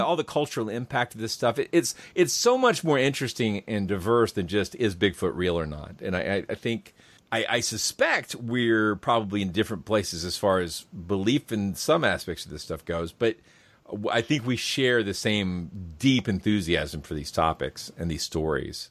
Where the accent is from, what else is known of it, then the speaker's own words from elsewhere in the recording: Kennesaw, Georgia, United States; my hometown of Kennesaw